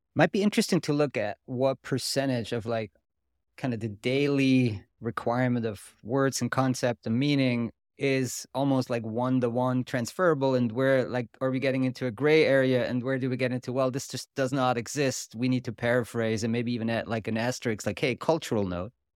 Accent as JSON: {"language": "English", "country": "Switzerland", "accent": "Swiss German", "first_language": "Swiss German", "second_language": "English", "said": "my native language is German, kind of Swiss German"}